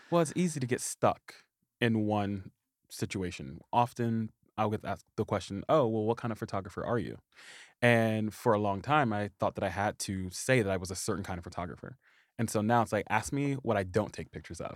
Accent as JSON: {"language": "English", "town": "Anderson", "region": "Indiana", "country": "United States", "tie": "born or raised there", "moved": "as an adult", "said": "I grew up in the little bitty town of Anderson, Indiana"}